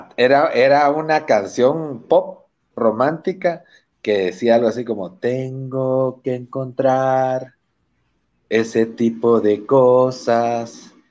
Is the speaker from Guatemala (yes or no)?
yes; Guatemala